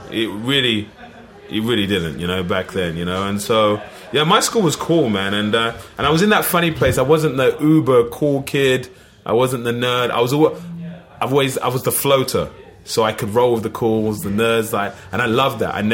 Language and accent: English; Liverpool, North West England, United Kingdom; accent: Scouse; You know, so I'm a Liverpool fan, as you can tell from my accent, Scouser.